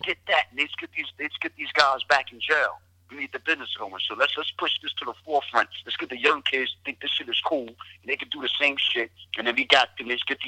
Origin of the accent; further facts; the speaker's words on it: Englewood, New Jersey, United States; also born or lived in Littleton, North Carolina / Jamaica, Queens, New York / Bronx, New York; I was born in Jamaica, Queens, lived in the Bronx. I was raised in Inglewood, New Jersey, and Littleton, North Carolina.